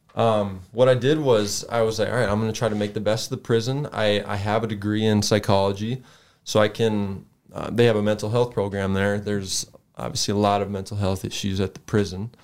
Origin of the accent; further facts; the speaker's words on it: Sioux Falls, South Dakota, United States; I grew up here in Sioux Falls